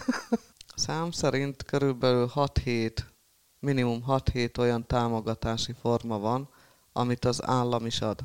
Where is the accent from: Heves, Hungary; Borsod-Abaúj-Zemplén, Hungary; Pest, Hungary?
Heves, Hungary; Halmajugra; also born or lived in Eger; Ott élek jó régóta, mióta születtem